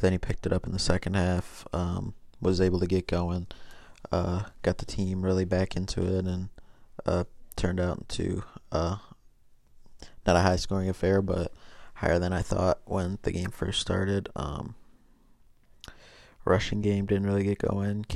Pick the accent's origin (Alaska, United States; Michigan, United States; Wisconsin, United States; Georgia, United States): Michigan, United States; Detroit; born or raised there